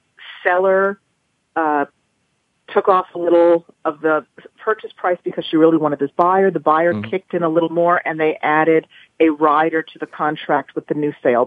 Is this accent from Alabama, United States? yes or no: no; Los Angeles, California, United States; now in New York, United States; I'm originally from Los Angeles, which is a very homogenous existence.